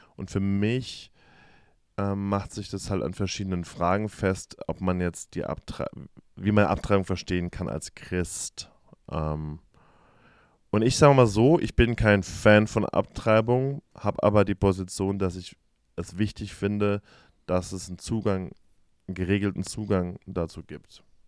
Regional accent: Germany; now in United States; als Deutsche

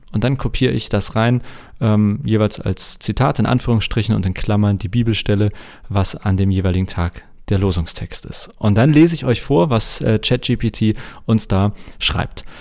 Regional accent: Hamburg, Germany; als Hamburger

